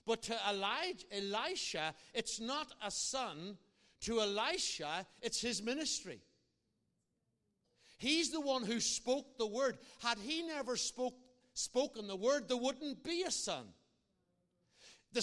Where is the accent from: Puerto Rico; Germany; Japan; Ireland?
Ireland; I'm an Irishman.